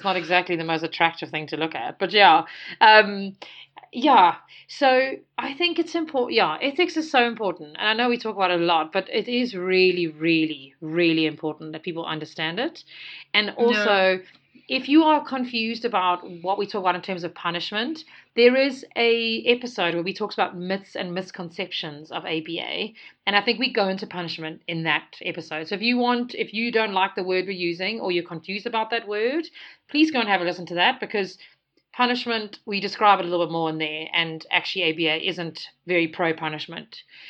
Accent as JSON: {"language": "English", "country": "South Africa", "also_born_or_lived": "United Kingdom", "said": "So everybody here in South Africa teases me, and they ask me, like, where are you from? And I'm like, from South Africa."}